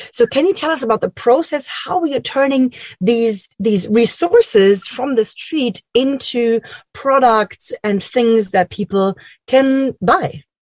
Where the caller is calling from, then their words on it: Berlin, Germany; I'm calling from Berlin, Germany